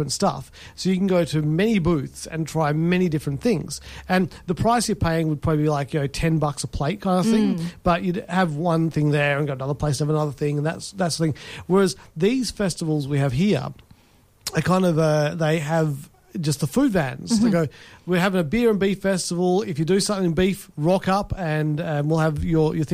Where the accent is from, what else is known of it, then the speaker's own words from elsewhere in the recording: England, United Kingdom; now in Perth, Australia; I go pints and half pints. I'm English.